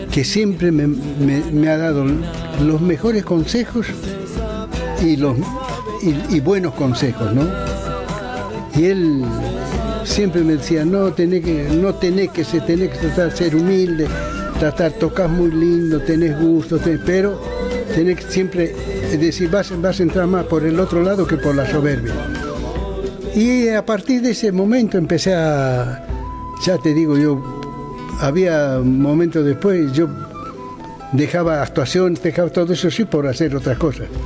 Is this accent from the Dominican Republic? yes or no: no; Bolivia; moved away; Bueno, porque cuando vine de Bolivia tenía los humos por el techo, ¿no?